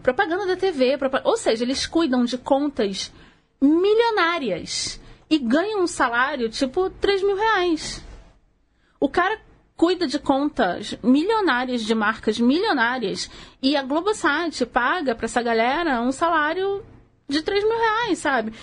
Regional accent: Rio de Janeiro, Brazil; accent: carioca; eu sou nascida e criada no subúrbio do Rio, assim como a Mari

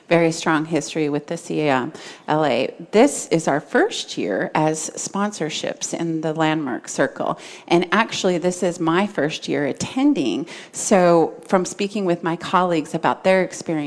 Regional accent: Montana, United States; I grew up in Montana

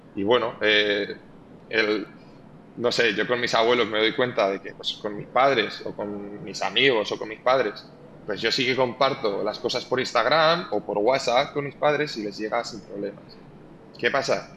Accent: Spain; moved away; also born or lived in Valencia / United States; crecí en un pueblo muy pequeño del interior

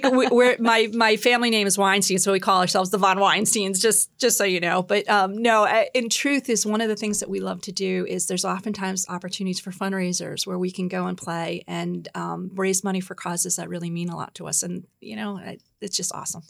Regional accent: New York, United States; now in Boston, United States; I um, grew up in New York. I'm a New Yorker now. I live in Boston.

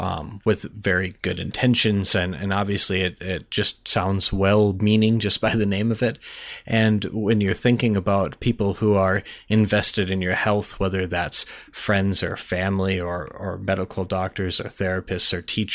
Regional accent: Minnesota, United States; Well, I'm Minnesotan, so, you know, it's very Midwestern rant.

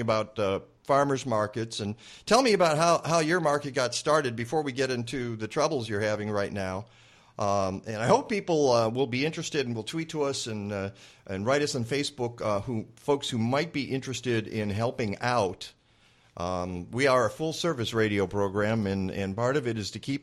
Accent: Michigan, United States; I'm from Michigan

